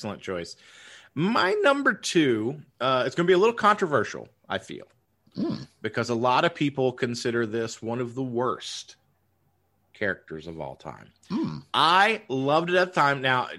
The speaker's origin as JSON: {"language": "English", "region": "the South", "country": "United States", "said": "even though obviously he had the big Southern accent, but that's fine. We're from the South."}